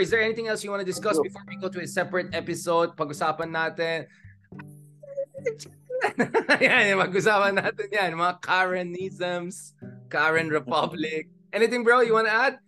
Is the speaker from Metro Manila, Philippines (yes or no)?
no; Baguio, Cordillera Administrative Region, Philippines; I'm from Baguio, UP, etc.